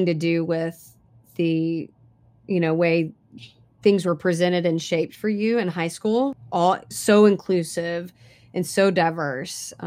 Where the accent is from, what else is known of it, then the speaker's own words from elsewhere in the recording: Kentucky, United States; I grew up in a small all white town in Kentucky